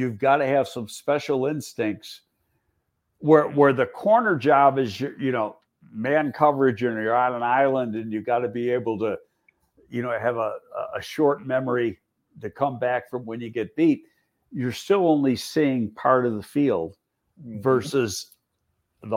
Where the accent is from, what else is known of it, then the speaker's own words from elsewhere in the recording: Buffalo, New York, United States; moved away; I always go back to Buffalo. It's my hometown